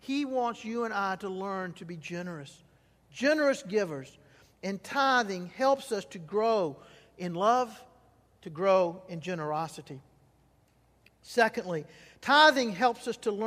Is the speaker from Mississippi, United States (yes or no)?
yes; Mississippi Delta, United States; I grew up in the Mississippi Delta when cotton was king